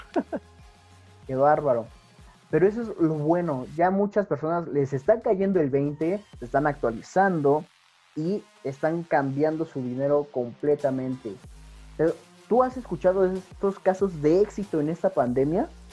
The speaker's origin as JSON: {"language": "Spanish", "country": "Mexico", "said": "Como buen mexicano"}